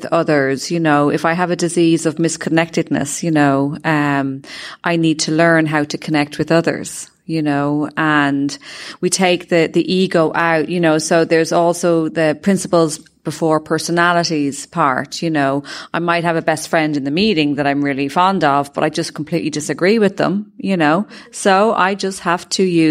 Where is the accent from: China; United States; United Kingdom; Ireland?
Ireland; I'm from Ireland